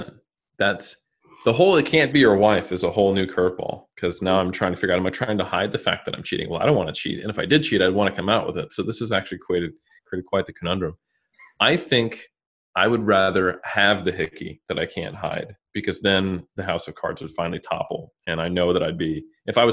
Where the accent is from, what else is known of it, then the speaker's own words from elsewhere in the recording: California, United States; I'm from California